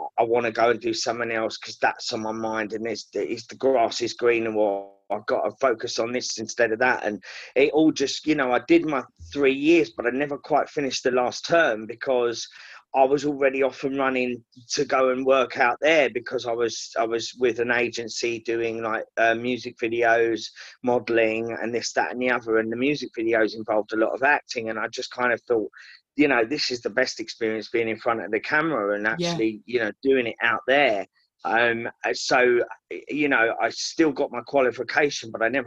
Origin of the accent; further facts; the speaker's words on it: Essex, East of England, United Kingdom; moved away as an adult; also born or lived in Liverpool; I'm from Essex